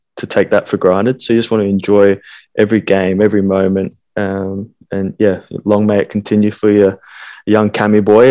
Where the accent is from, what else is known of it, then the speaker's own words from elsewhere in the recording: Australia; moved away as an adult; also born or lived in Scotland; we're from Australia, and you know, growing up as as kids